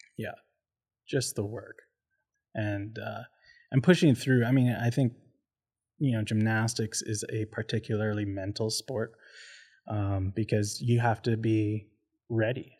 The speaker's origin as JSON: {"language": "English", "town": "Port Coquitlam", "region": "British Columbia", "country": "Canada", "tie": "born or raised there", "also_born_or_lived": "Abbotsford", "lives_now": "Calgary, Canada", "said": "we hopped over to Porcoquitlam. So that's where I did a lot of my growing up as a youth"}